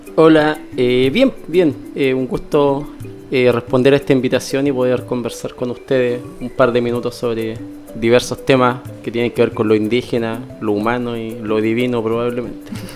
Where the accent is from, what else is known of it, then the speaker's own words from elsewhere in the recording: Calama, Antofagasta, Chile; moved away as an adult; also born or lived in Chuquicamata; now in Valparaíso Region, Chile; Y me crié en la parte rural de Calama, en la zona cercana al río Loa